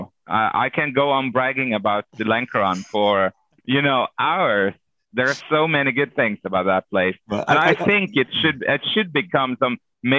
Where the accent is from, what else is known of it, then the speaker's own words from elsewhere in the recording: Norway; moved away; also born or lived in Lankaran, Azerbaijan; I'm from Norway.